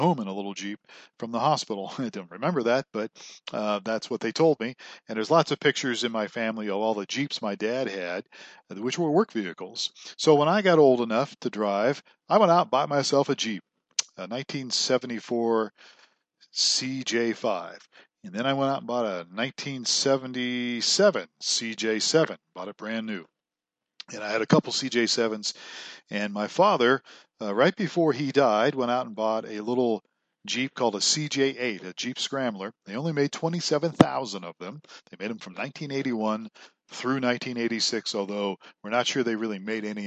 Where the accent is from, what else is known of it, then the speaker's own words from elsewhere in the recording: Ohio, United States; I grew up in Ohio, and my father worked for a strip mine company